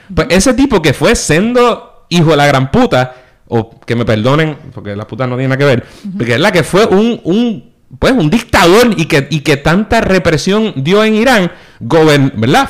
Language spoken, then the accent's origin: Spanish; Puerto Rico; nosotros pues una vez tomas un avión y sales de Puerto Rico, para todos los efectos te tratan como americano